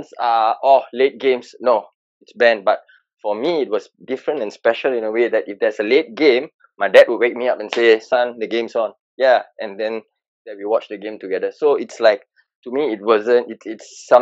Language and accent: English; Singapore; I'm from Singapore, local Singaporean.